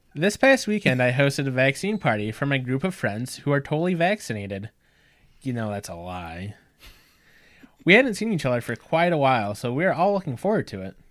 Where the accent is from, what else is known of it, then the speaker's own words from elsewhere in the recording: North Central Illinois, United States; We're from North Central Illinois